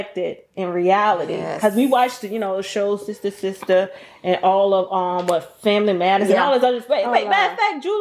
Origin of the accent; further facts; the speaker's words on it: Louisiana, United States; also born or lived in New York; now in Texas, United States; We are from Louisiana